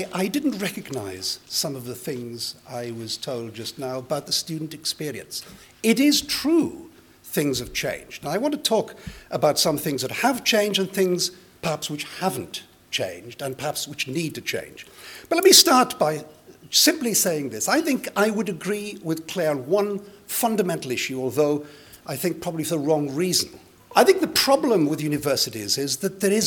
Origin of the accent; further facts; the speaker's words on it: Llanelli, Wales, United Kingdom; first language Welsh; English is a second language; I went to primary school for the first time in Llanelli, the first to be educated entirely through the medium of Welsh. I learnt English as a foreign language